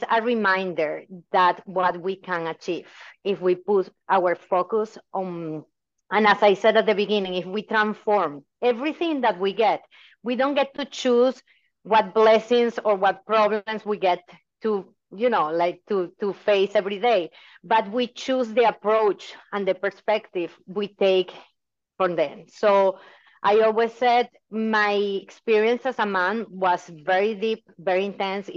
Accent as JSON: {"language": "English", "country": "Venezuela", "tie": "born or raised there", "moved": "as an adult", "lives_now": "United States", "said": "I was born in Venezuela and I moved to the US 17 years ago."}